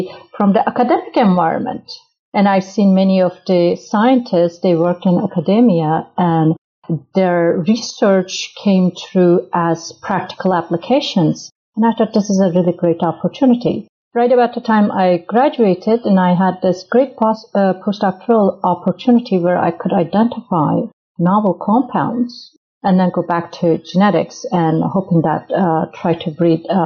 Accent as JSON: {"language": "English", "country": "Turkey", "moved": "as an adult", "lives_now": "United States", "said": "I'm originally from Turkey"}